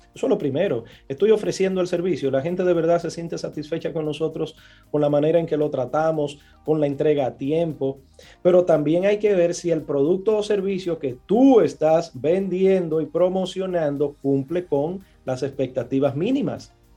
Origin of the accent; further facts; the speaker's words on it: Villa Consuelo / Gualey / Los Guandules, Distrito Nacional, Dominican Republic; de donde yo vengo, de Villaconsuelo, de Gualey, de los Guandules